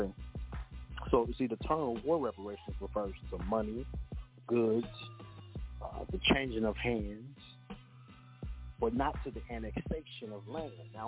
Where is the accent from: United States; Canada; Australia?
United States; Kansas; I was born in Kansas. I'm a native Kansan.